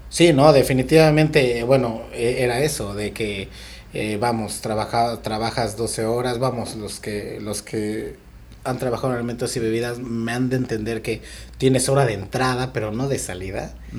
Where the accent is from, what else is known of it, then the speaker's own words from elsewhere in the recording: Mexico City, Mexico; moved away as an adult; now in Tulum, Mexico; vengo de la Ciudad de México